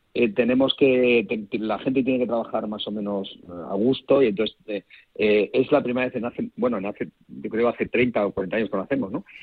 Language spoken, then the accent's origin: Spanish; Madrid, Community of Madrid, Spain; los madrileños somos así